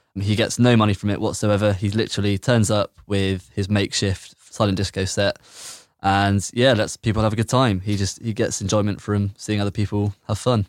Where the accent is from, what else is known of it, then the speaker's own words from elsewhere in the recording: Bristol, South West England, United Kingdom; I'm from Bedminster